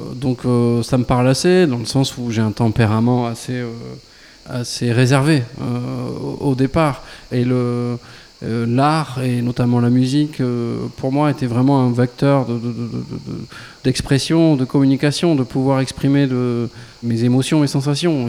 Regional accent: Lot, Occitania, France; also born or lived in Marciac / Toulouse; ma région natale euh, qui est le Lot

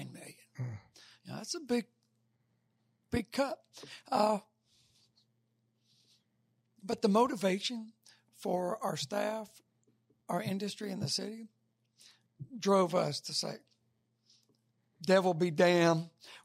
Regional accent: Pascagoula, Mississippi, United States; moved away as an adult; now in Nashville, United States; I'm from Pascagoula

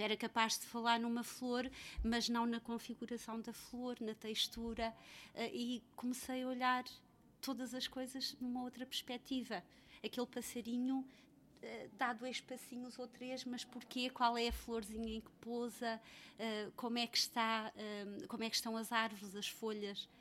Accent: Freixo de Espada à Cinta, Bragança District, Portugal; moved away; also born or lived in Mozambique; nasci em Moçambique e cresci em Freixo Espada à Cinta

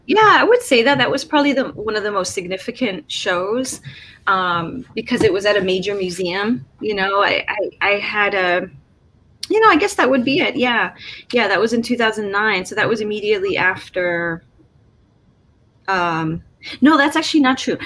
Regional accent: Chicago, Illinois, United States; growing up in Chicago

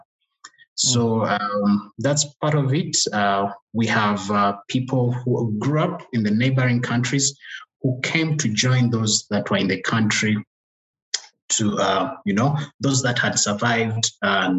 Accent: Uganda; English is a second language; moved away as an adult; now in Rwanda; So I was born in Uganda. So I grew up there, speaking Luganda as a local language there

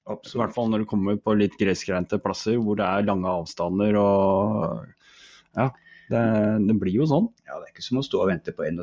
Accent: Koppang, Innlandet, Norway; also born or lived in Drammen; Jeg er født i Drammen, oppvokst på Koppang

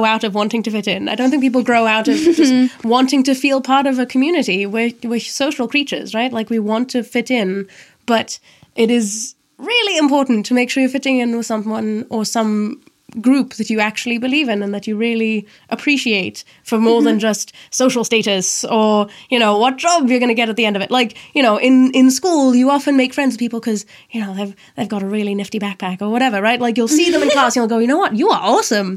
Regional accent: Germany; I'm 23 and I'm from Germany

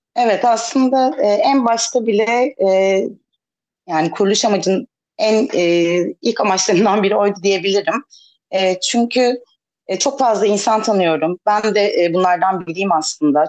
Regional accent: İzmir, Turkey; moved away as an adult; now in Ayvalık, Turkey; ben de İzmirliyim o yüzden e, 30 sene boyunca İzmir'de çok beslendim.

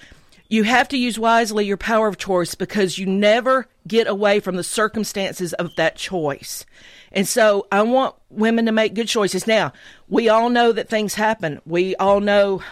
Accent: the South, United States; As a minority and as a Southerner

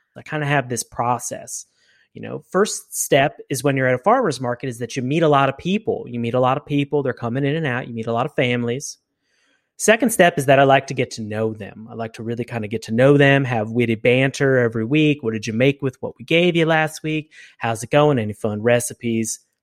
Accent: Reading, Pennsylvania, United States; It was suburbia through and through. Uh, you know, I, went to a very relatively small elementary, middle, and high school through Reading High, go Red Knights

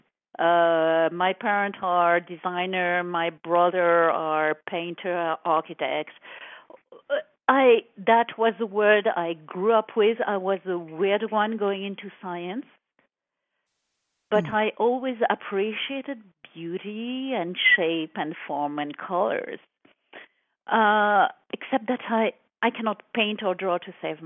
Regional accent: Paris, Île-de-France, France; English is a second language; moved away as an adult; also born or lived in Cannes, France; now in San Francisco Bay Area, United States; I was born in France, in Paris, in a very glamorous place called Saint-Germain-des-Prés. Mm-hmm. And I was raised there, moved back and forth between Paris and south of France, Cannes

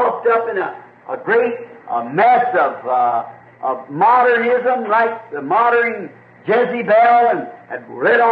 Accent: Kentucky, United States; I was born up here in Kentucky, where it's very primitive, especially back when I was a kid.

